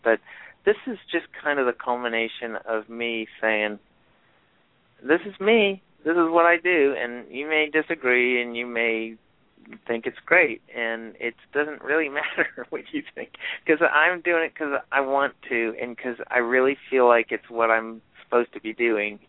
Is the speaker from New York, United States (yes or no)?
yes; Rochester, New York, United States; growing up in Rochester, New York, where I grew up